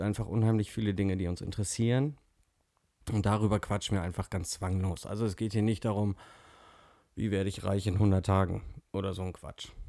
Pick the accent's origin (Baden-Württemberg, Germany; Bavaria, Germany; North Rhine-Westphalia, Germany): North Rhine-Westphalia, Germany; komme auch aus Nordrhein-Westfalen